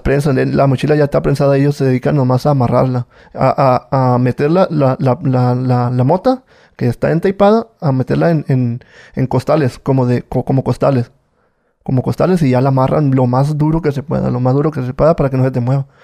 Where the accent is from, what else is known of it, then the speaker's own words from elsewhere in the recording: Culiacán, Sinaloa, Mexico; Yo soy de Culiacán, Sinaloa